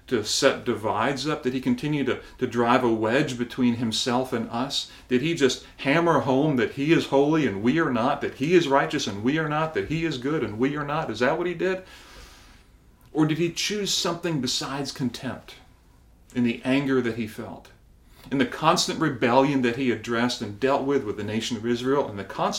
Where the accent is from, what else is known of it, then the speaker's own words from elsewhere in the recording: Barbados; I think back to my childhood, and I remember in growing up in Barbados